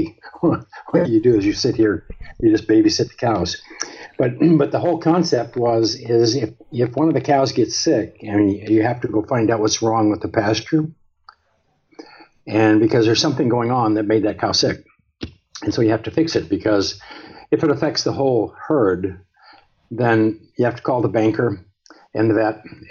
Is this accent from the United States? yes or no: yes; Montana, United States; I grew up in Montana, which is one of the northernmost states in the United States